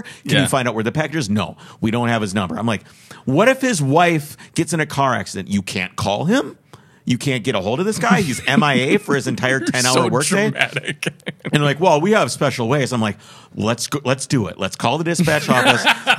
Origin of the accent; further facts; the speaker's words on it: Minneapolis, Minnesota, United States; I'm like, "Oh, I'm from Minneapolis."